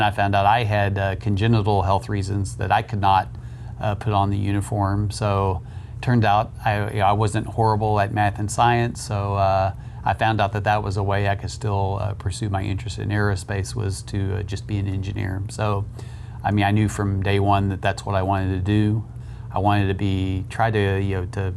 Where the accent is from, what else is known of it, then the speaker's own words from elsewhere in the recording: Southwest Oklahoma, United States; moved away as an adult; also born or lived in Boulder, Colorado; now in Ohio, United States; I grew up in Southwest Oklahoma